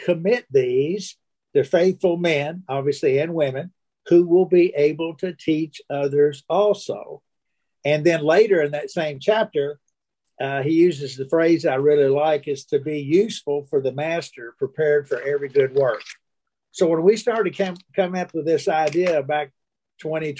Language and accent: English; Kentucky, United States; also born or lived in Illinois; I was born in Illinois, but we moved to Kentucky